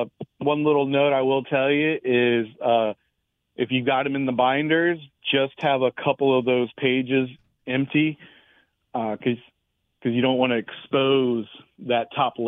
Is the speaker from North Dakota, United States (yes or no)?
no; Maryland, United States; When I was an 8-year-old kid growing up in Maryland